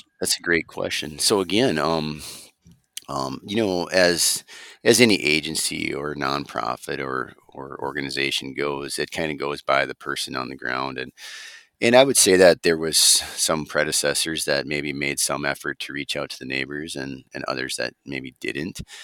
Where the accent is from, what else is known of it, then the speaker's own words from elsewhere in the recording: Delano, Minnesota, United States; we grew up on a small small beef operation in uh, Wright County uh, near Delano, Minnesota. That's my hometown